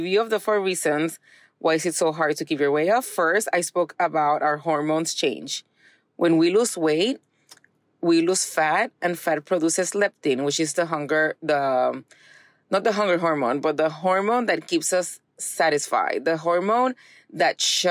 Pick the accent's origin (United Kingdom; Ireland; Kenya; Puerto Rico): Puerto Rico; now in Texas, United States; I'm from Puerto Rico